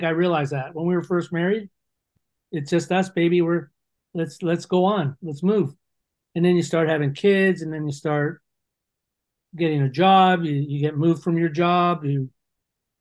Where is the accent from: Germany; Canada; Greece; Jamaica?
Canada; Toronto, Ontario; also born or lived in London, Ontario; I was from Toronto.